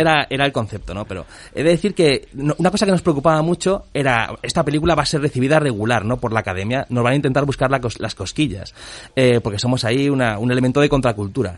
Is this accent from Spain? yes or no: yes; Spain; somos españoles